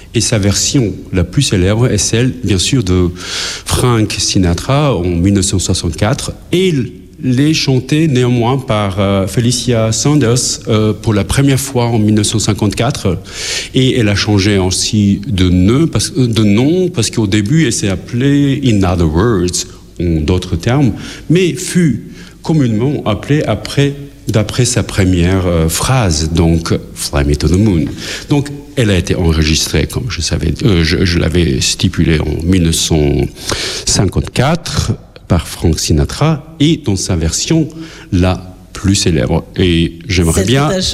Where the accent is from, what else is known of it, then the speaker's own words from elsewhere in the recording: Pristina, Kosovo; now in Luxembourg; dans mon pays natal à Pristina. J'ai grandi là, j'ai vécu là